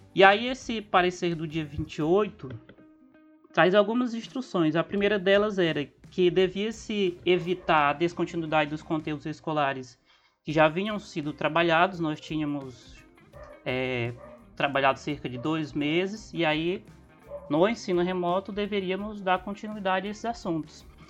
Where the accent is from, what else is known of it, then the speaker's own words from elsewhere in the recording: Rio Branco, Acre, Brazil; sou de Rio Branco Acre